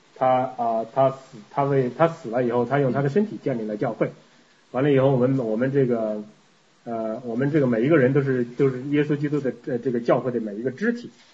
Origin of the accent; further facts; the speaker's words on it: China; moved away as an adult; now in Canada; 我们这个从大陆来的，特别是像我们这个比较老一点儿的，结婚早一点的